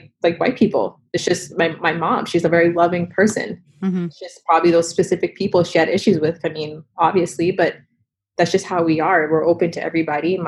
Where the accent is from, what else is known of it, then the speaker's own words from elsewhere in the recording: Revere, Massachusetts, United States; I'm from Revere. Mm-hmm. I was raised there